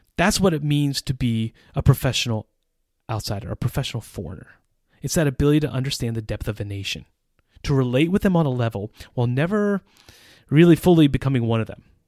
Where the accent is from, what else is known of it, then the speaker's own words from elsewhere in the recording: northeastern United States, United States; moved away as an adult; now in Czech Republic; I grew up in a suburban context in the northeastern United States.